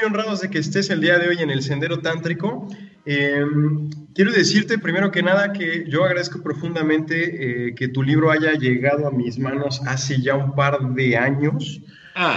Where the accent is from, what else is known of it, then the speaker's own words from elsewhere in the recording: Puebla, Mexico; una banda mexicana, poblana de hecho, de donde soy yo